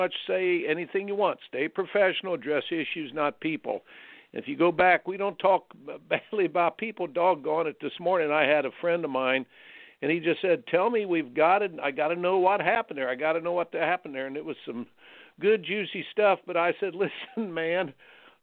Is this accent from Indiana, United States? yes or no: yes; Indiana, United States; moved away; I grew up in Indiana.